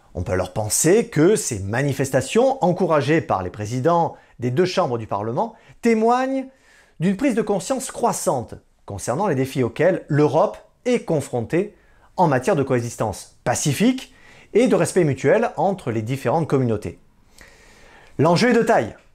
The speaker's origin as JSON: {"language": "French", "country": "France", "said": "Chez nous, en France"}